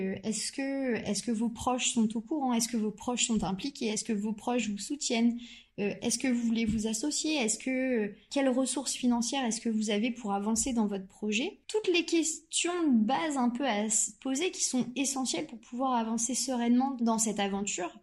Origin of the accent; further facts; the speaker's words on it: Normandy, France; je suis originaire de Normandie euh, et j'y ai fait toutes mes études